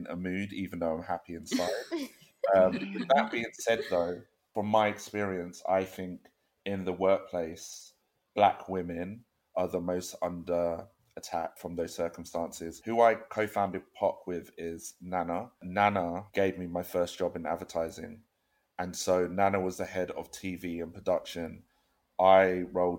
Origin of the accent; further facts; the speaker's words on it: Croydon, London, United Kingdom; I am from South London, Croydon